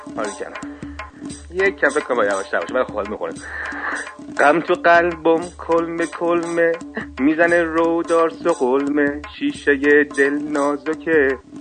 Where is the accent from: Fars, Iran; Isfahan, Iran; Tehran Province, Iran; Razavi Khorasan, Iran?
Fars, Iran; Shiraz; من شیرازی هستم